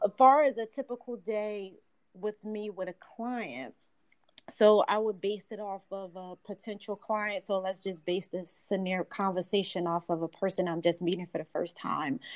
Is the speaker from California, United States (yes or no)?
no; Philadelphia, Pennsylvania, United States; I'm from Philadelphia, grew up in South Philly.